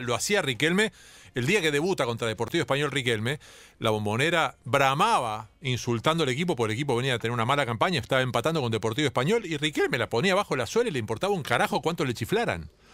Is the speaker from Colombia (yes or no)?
no; Argentina; los argentinos a veces creamos que estamos, que somos este, claramente un, apéndice europeo